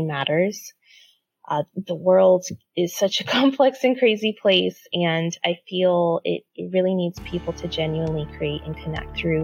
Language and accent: English; San Diego, California, United States; moved away as an adult; now in Seattle, United States; I'm from San Diego, but moved to Seattle for work 8 years ago